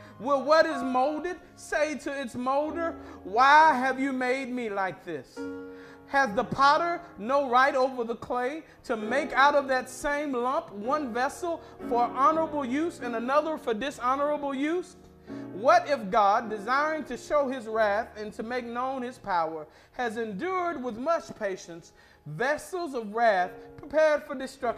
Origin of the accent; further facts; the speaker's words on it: Madison County, Mississippi, United States; moved away; I grew up in Madison County, Mississippi